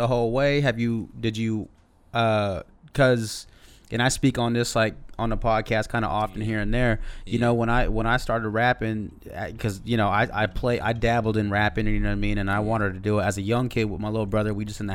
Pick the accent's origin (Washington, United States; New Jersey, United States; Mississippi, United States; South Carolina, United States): Washington, United States; Seattle; We're from Seattle